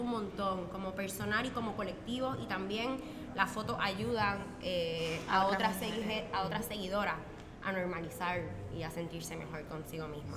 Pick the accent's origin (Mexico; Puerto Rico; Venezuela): Puerto Rico; moved away as an adult; yo soy de Puerto Rico